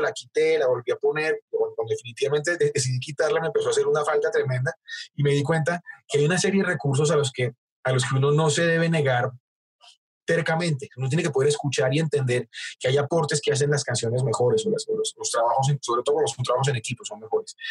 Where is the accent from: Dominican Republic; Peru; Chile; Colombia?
Colombia; Bogotá; somos bogotanos los dos